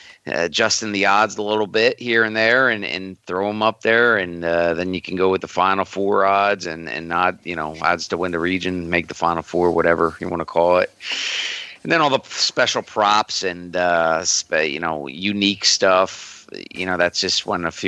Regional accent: Villanova, Pennsylvania, United States; I grew up in Villanova. Ever since I was a little kid, I'm from the burbs of Philly

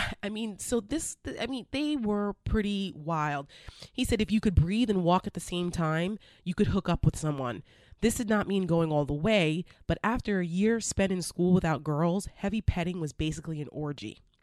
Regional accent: New Jersey, United States; I grew up in Jersey right over the bridge

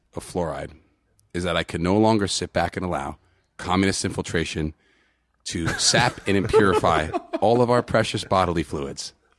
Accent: New York City, New York, United States; I'm just a nice guy from New York City

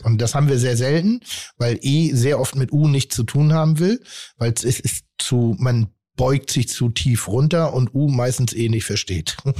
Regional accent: Hamburg, Germany; also born or lived in Pinneberg; ich bin kein geborener Hamburger, sondern ich bin in Pinneberg respektive in Zorn geboren und bin dann nach Hamburg gezogen

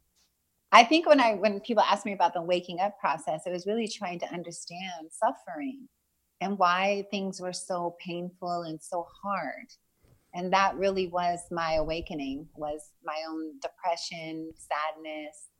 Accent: California, United States; also born or lived in Los Angeles; I was born in Southern California, and I grew up kind of between Northern and Southern California. We would sort of travel back and forth a little bit.

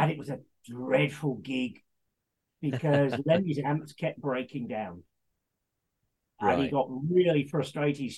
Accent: Leicester, East Midlands, United Kingdom; Born and raised in Leicester

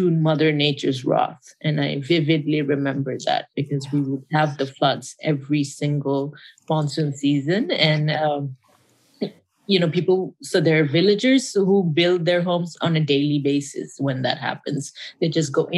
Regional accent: Bangladesh; first language Bengali; English is a second language; moved away as an adult; also born or lived in Khulna, Bangladesh / Dhaka, Bangladesh / Dharamsala, India; now in Los Angeles, United States; I was born and raised in Bangladesh.

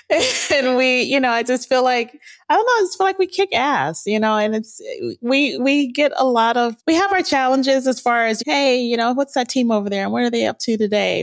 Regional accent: Pasadena, California, United States; I grew up in Pasadena

